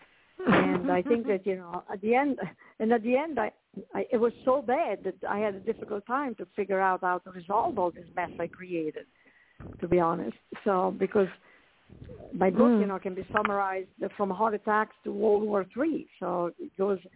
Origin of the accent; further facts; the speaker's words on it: Italy; moved away; I grew up in Italy, as you can probably tell from my accent